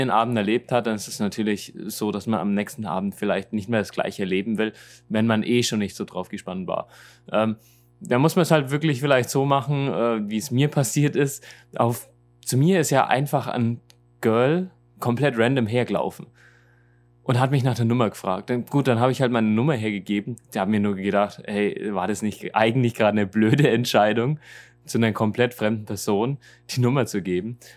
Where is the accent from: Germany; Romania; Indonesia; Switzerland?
Germany; von uns in Deutschland